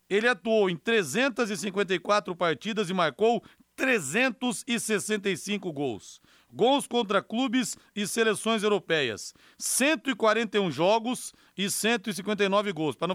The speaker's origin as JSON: {"language": "Portuguese", "region": "São Paulo", "country": "Brazil", "said": "E como eu sou paulista, eu vou de paulista hoje aqui"}